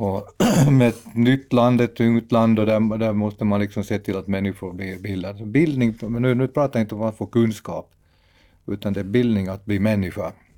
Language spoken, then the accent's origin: Swedish; Dragsvik, Uusimaa, Finland; moved away; det är ju mina hemtrakter från början